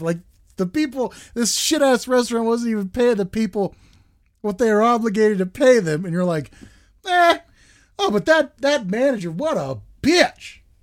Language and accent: English; United States; We as Americans